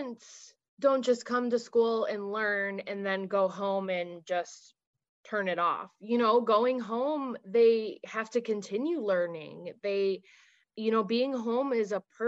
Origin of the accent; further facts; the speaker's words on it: near Chicago, Illinois, United States; I grew up near Chicago, like in the south suburbs.